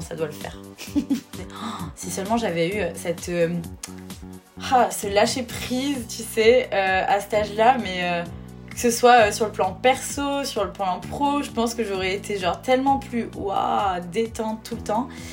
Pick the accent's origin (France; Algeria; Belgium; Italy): France; near Bordeaux, Nouvelle-Aquitaine; moved away as an adult; also born or lived in Marseille; Je viens d'à côté de Bordeaux